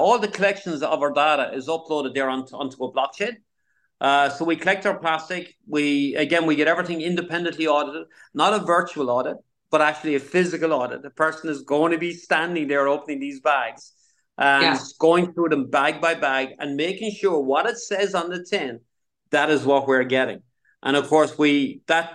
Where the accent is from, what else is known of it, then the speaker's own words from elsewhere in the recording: Ireland; I remember growing up in Ireland